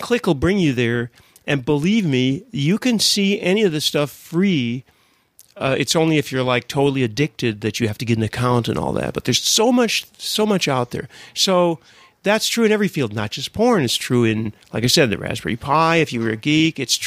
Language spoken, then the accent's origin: English; United States; I grew up in America, too